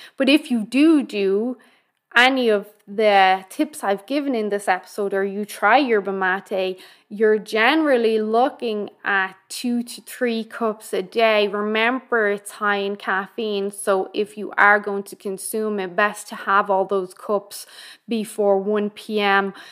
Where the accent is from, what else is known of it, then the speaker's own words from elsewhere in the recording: Ireland; being Irish